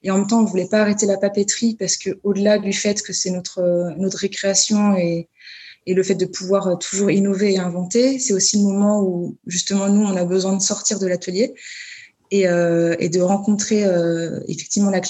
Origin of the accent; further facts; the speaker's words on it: Paris, Île-de-France, France; Oui, alors bon, là, je parle en tant que parisienne ou pantinoise euh, qui part partout en France.